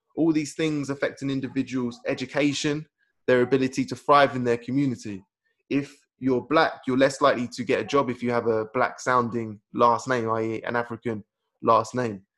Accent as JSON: {"language": "English", "country": "United Kingdom", "said": "we, as British people"}